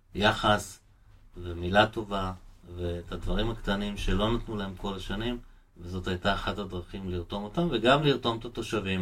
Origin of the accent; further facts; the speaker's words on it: Givatayim, Tel Aviv District, Israel; העיר שלי, שאני נולדתי בה והתחנכתי בה וגדלתי בה